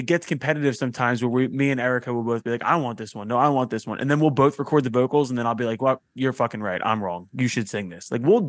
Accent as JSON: {"language": "English", "town": "Philadelphia", "region": "Pennsylvania", "country": "United States", "said": "it's just really tough to pull off being from Philadelphia and have my accent."}